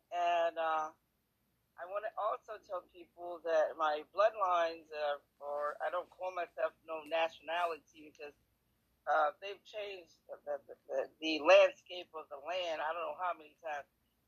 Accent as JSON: {"language": "English", "town": "New York City", "region": "New York", "country": "United States", "said": "For one thing, I'm from New York City, the Boogie Down, the Bronx, like J-Lo, and Manhattan"}